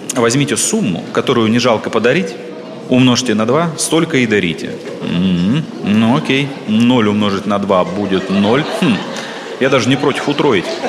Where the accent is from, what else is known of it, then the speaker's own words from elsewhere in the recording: Siberia, Russia; я сибиряк